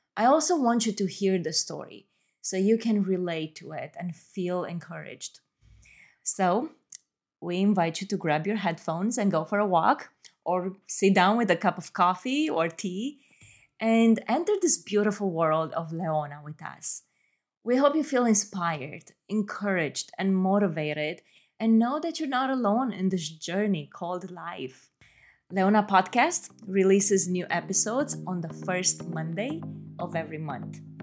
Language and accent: English; Romania; moved away as an adult; now in Atlanta, United States; I was born and raised in Romania and I moved to the US as a young adult.